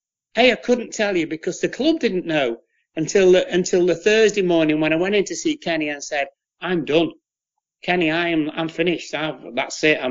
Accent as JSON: {"language": "English", "town": "Preston", "region": "North West England", "country": "United Kingdom", "said": "I said, \"From Preston.\""}